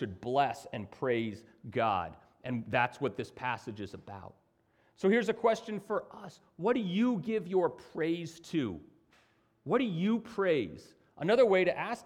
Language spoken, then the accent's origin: English; United States; as an American